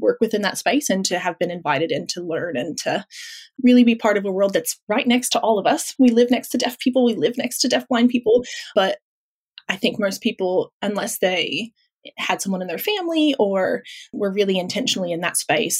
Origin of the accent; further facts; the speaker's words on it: Midwest, United States; moved away as an adult; now in Melbourne, Australia; in the States, I spent the first 20 so years of my life in the Midwest.